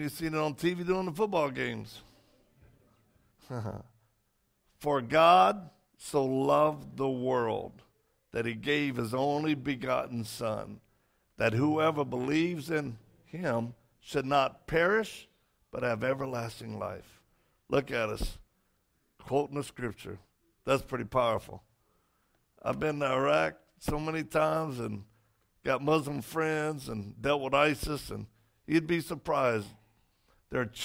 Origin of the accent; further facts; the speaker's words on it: Cajun, Louisiana, United States; I'm Cajun